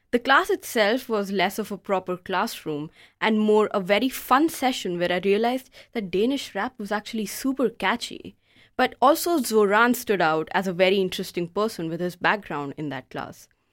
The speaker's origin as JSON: {"language": "English", "country": "India", "also_born_or_lived": "Denmark", "moved": "as an adult", "lives_now": "Aarhus, Denmark", "said": "I'm from India."}